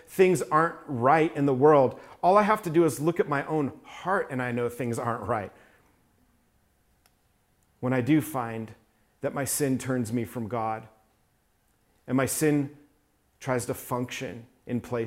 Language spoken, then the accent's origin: English; New York, United States; I was raised in New York